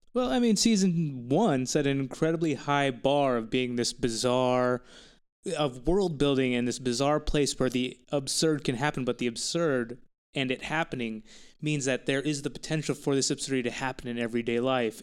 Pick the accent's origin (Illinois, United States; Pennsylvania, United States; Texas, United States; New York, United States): Texas, United States; I'm from Texas